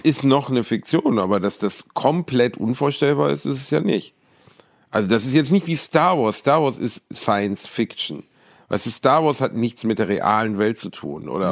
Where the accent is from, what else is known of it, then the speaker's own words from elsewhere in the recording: Gelsenkirchen, North Rhine-Westphalia, Germany; in meiner Heimat in Gelsenkirchen